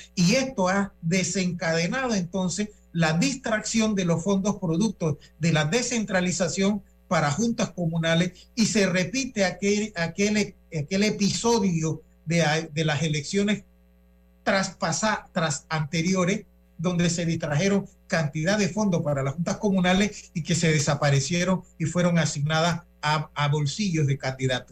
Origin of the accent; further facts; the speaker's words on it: Panama; nosotros como panameños